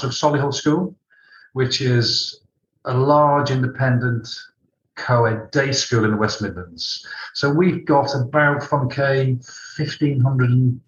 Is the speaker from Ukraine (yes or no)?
no; Malta; I was born in Malta.